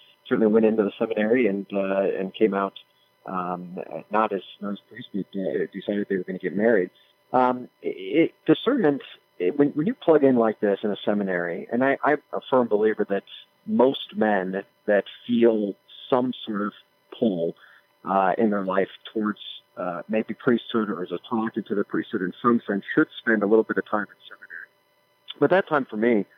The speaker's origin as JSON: {"language": "English", "town": "Des Moines", "region": "Iowa", "country": "United States", "tie": "born or raised there", "said": "I was born and raised in Des Moines"}